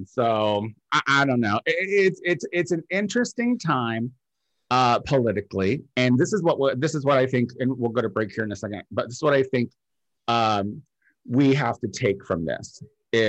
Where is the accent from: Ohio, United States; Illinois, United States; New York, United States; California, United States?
Illinois, United States; now in Los Angeles, United States; we're from Illinois